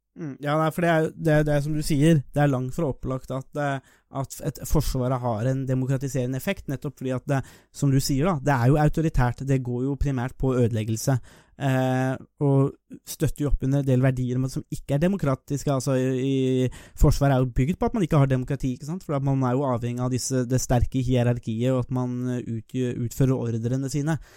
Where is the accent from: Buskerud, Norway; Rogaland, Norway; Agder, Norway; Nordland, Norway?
Buskerud, Norway; Nesbyen; jeg er jo fra Nesbyen